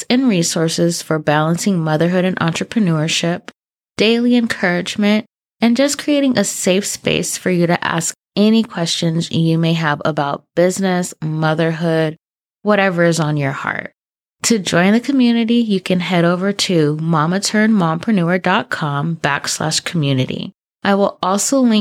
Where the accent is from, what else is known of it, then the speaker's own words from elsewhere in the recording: Southern California, United States; also born or lived in San Diego; I'm from Southern California